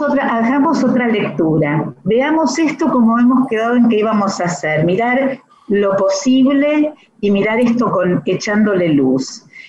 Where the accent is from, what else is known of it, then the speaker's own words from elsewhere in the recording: Santa Fe, Argentina; now in Buenos Aires, Argentina; estuve muchos años trabajando en Santa Fe, en mi, en mi ciudad natal